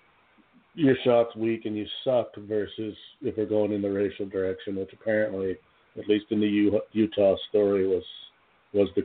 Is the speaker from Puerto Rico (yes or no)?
no; Canada; I'm a Canadian